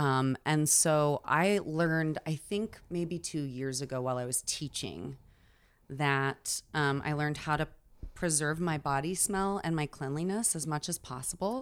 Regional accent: Oklahoma, United States; moved away; I'm from Oklahoma

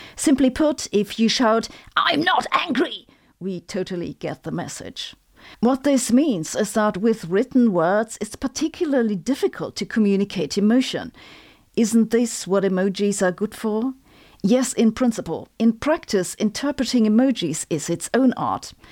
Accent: Germany; accent: German; English is a second language; my German accent

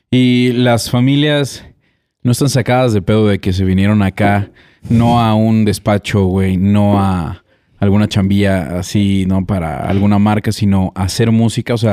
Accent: Córdoba, Veracruz, Mexico; also born or lived in Cardel; Cardel y también me criaron en Córdoba.

